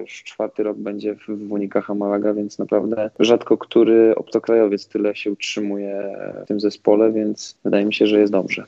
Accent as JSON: {"language": "Polish", "town": "Toruń", "region": "Kuyavian-Pomeranian Voivodeship", "country": "Poland", "tie": "born or raised there", "moved": "yes", "said": "powrót do, do rodzinnego Torunia"}